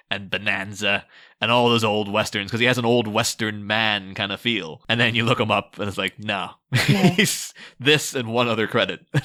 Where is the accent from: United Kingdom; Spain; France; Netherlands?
United Kingdom; Scotland; The thing Terry would have been going for if he lived in my hometown was a thing called Buckfast, which is a Scottish drink.